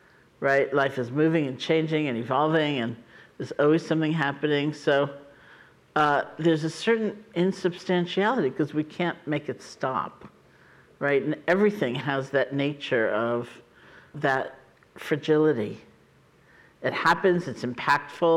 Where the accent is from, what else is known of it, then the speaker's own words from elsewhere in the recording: New York City, New York, United States; moved away; I grew up in New York City